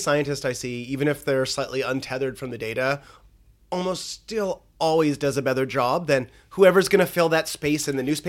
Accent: Fox Creek, Alberta, Canada; in a small town, Fox Creek, Alberta.

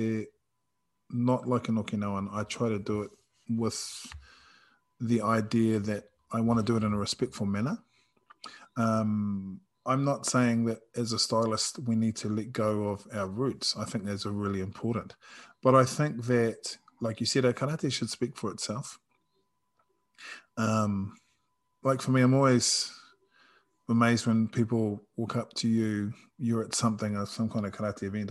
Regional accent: New Zealand; I'm Māori and I'm Samoan and I'm from New Zealand and from the Pacific.

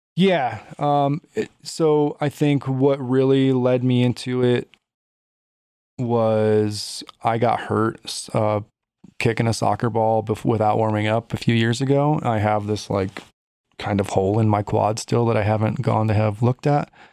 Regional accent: Chicago, Illinois, United States; now in Colorado, United States; I grew up in Chicago

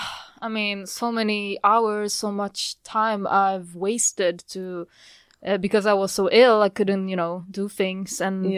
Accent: Sweden; born there; also born or lived in Poland; I mean, I was born in Sweden, so it's a little bit of back and forth.

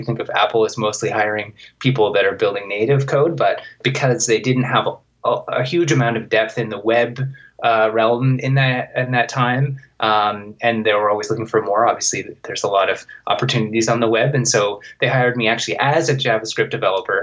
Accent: suburbs of Vancouver, British Columbia, Canada; I started working at an internet provider in my hometown. It's like obscure tiny town in the suburbs of Vancouver.

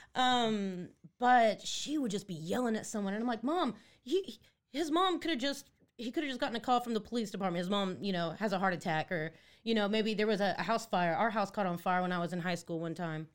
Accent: Netherlands; moved away; I was born in Holland. I'm Dutch

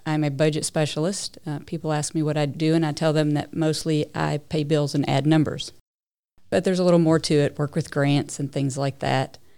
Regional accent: Lexington, Kentucky, United States; also born or lived in Tucson, Arizona / Papua New Guinea; now in Richmond, United States; I really grew up most of my life in Lexington, Kentucky

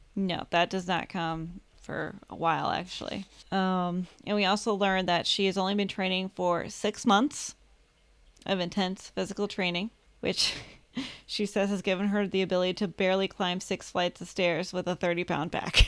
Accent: United States; I'm American

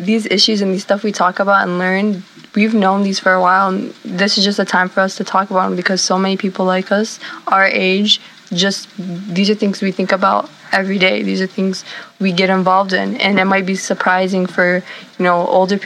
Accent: United States; I'm Arab American. I was born here

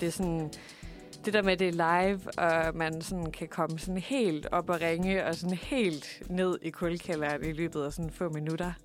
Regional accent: Svendborg, Southern Denmark, Denmark; jeg er selv fra Svendborg

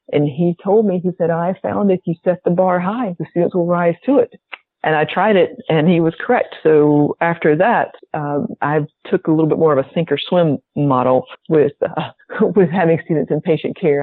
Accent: the South, United States; accent: southern; my southern accent

